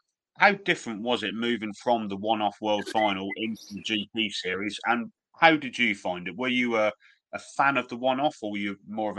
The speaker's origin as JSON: {"language": "English", "country": "United Kingdom", "said": "as British fans ourselves"}